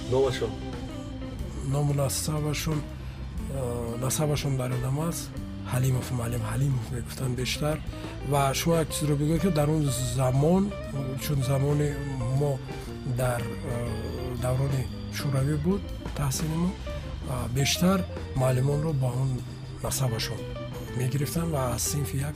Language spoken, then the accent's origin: Tajik; Joybodon, Districts of Republican Subordination, Tajikistan; born there; ман як нуктаро бояд бигӯям ки соли 1973 дар ҷумҳурии тоҷикистон буд ба дунё омадам